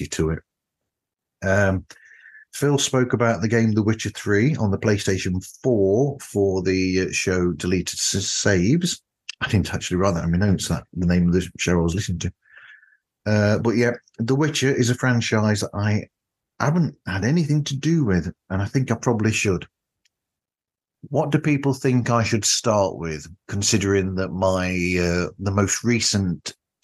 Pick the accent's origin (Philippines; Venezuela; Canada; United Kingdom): United Kingdom; as a Brit